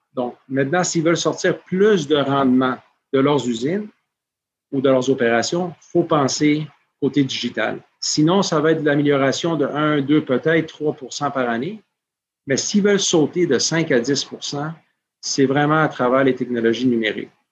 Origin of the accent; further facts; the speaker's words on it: Peru; moved away; also born or lived in Montreal / United States; J'ai grandi au Pérou